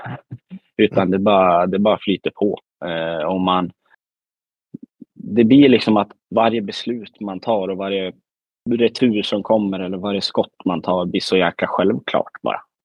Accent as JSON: {"language": "Swedish", "region": "Västmanland", "country": "Sweden", "tie": "born or raised there", "moved": "yes", "lives_now": "Värmland, Sweden", "said": "man är väl ändå född och uppvuxen i Västmanland"}